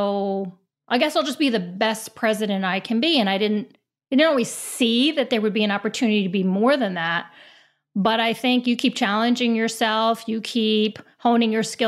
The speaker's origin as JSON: {"language": "English", "region": "New York", "country": "United States", "said": "I have Italian roots. I'm from New York."}